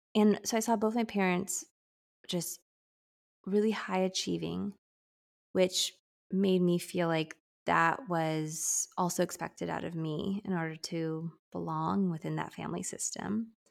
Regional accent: San Diego, California, United States; I'm born and raised in San Diego, California, and we live here now

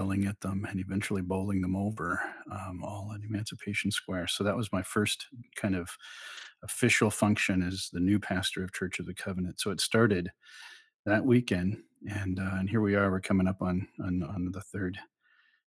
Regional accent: Oklahoma, United States; moved away as an adult; also born or lived in Texas / Mexico; now in Lynchburg, United States; I was born and raised in Oklahoma

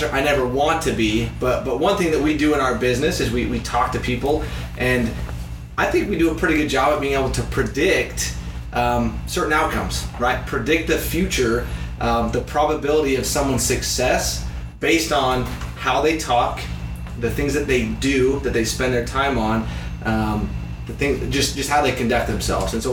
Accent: Utah, United States; I grew up in Utah

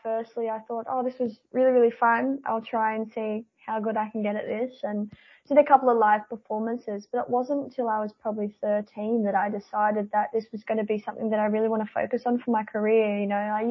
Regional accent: Newcastle, New South Wales, Australia; I've been born and bred in Newcastle, and I've travelled a lot with music, but other than that, I haven't really left the Newcastle area for my entire life

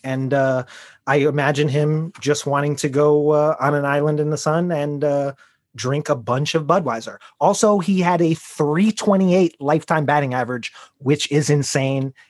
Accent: Chicago, Illinois, United States; I am a child of the nineties, I am from Chicago

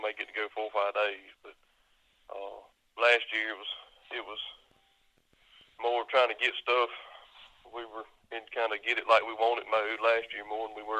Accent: about an hour north of Mobile, South Alabama, United States; moved away; I grew up in South Alabama, about an hour north of Mobile.

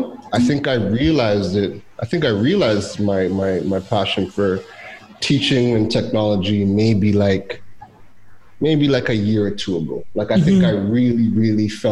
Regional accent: Toronto, Ontario, Canada; moved away as an adult; also born or lived in Trinidad; I was born in Trinidad, left at 2 weeks old. We moved to Toronto, and I lived in Toronto for 29 years.

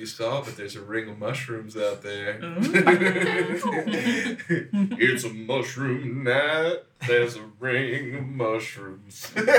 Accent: Kentucky, United States; I grew up in Kentucky where everything is just wet all the time.

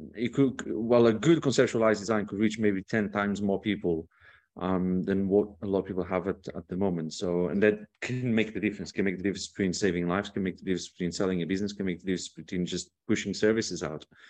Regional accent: Portugal; I come from Portugal.

